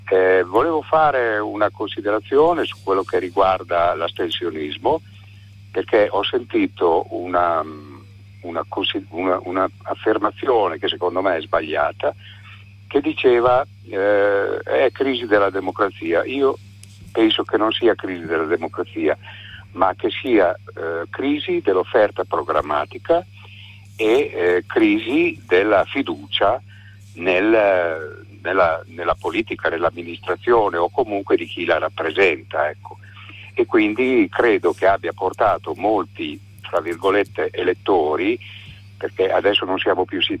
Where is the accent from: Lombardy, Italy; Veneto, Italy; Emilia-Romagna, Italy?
Emilia-Romagna, Italy; Bologna; now in Florence, Italy; vivo da 15 anni in un paesino della, della, montagna in provincia di Firenze, ma sono originario di Bologna, come tradirà il mio accento, diciamo così.